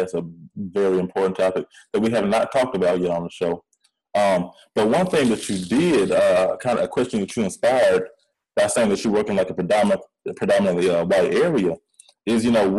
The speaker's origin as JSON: {"language": "English", "town": "Atlanta", "region": "Georgia", "country": "United States", "also_born_or_lived": "Louisiana", "accent": "country", "said": "I lived in Louisiana for a good chunk of time, especially when I was younger, even though I am from Atlanta."}